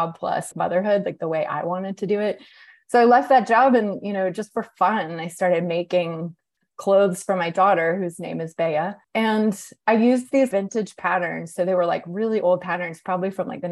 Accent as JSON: {"language": "English", "town": "Atlanta", "region": "Georgia", "country": "United States", "tie": "born or raised there", "also_born_or_lived": "New York", "moved": "as an adult", "lives_now": "Atlanta, United States", "said": "when I moved to Atlanta, which is my hometown"}